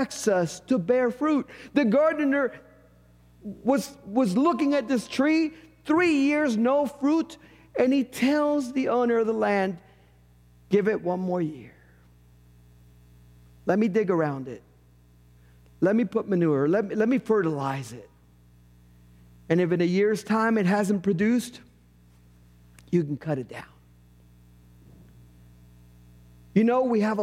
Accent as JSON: {"language": "English", "country": "Puerto Rico", "tie": "born or raised there", "moved": "yes", "said": "In a parsonage I lived in growing up in Puerto Rico, we had an avocado tree in the backyard."}